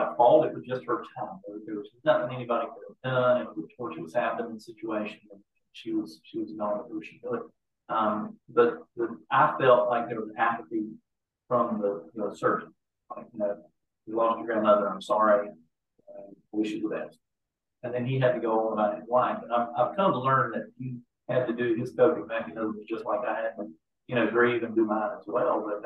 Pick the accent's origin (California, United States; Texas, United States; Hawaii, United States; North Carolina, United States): North Carolina, United States; Eastern; I grew up in Eastern North Carolina.